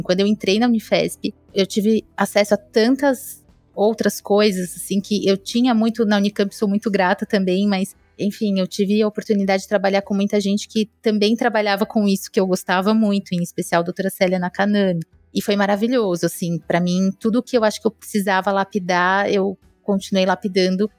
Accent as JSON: {"language": "Portuguese", "region": "São Paulo", "country": "Brazil", "moved": "as an adult", "lives_now": "João Pessoa, Brazil", "said": "eu sou paulistana"}